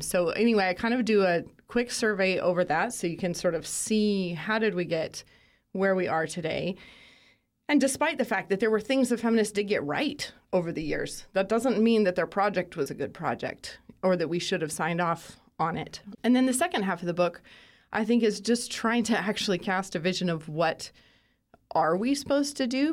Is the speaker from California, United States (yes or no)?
no; Moscow, Idaho, United States; Born and raised in Moscow, Idaho